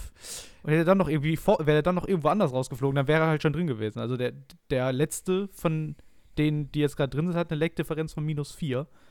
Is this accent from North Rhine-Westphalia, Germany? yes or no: yes; Essen, North Rhine-Westphalia, Germany; ich komme aus Essen